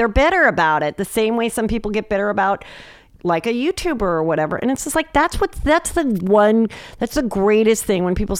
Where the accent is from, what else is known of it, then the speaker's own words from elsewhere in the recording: Los Angeles, California, United States; This is my hometown.